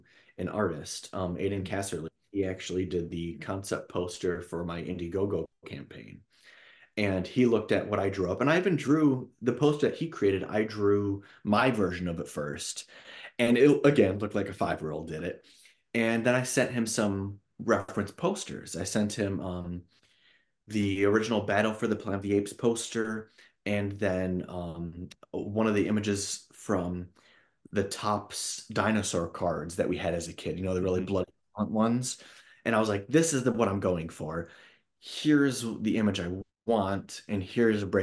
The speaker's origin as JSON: {"language": "English", "region": "Michigan", "country": "United States", "tie": "born or raised there", "moved": "yes", "lives_now": "Los Angeles, United States", "said": "I grew up in Michigan"}